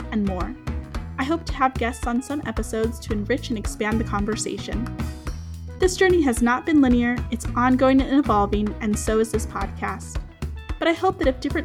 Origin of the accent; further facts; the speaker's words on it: Los Angeles, California, United States; I'm a second or third generation Mexican American born and raised in the suburbs of Los Angeles, California